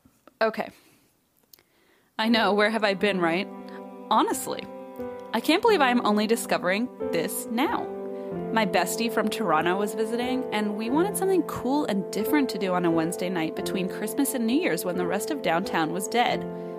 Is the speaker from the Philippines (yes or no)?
yes; Philippines; Hello, I'm Filipino, need I say more?